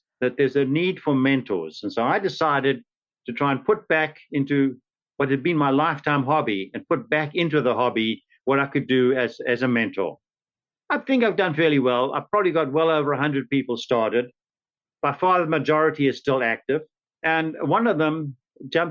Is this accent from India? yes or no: no; South Africa; moved away as an adult; now in St. Petersburg, United States; This was in South Africa. Some of you may recognize from my accent.